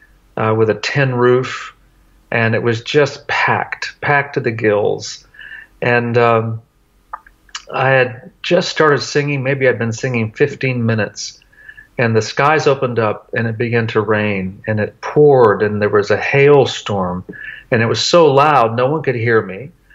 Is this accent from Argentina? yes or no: yes; Tartagal, Salta, Argentina; going back to the very town that I grew up in Argentina, a little town called Tartagal. I lived there when I was 5 years old, have really good memories.